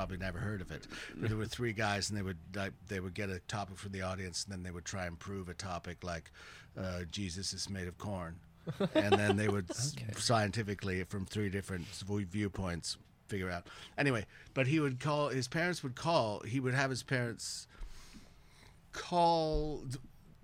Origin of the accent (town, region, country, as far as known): Canada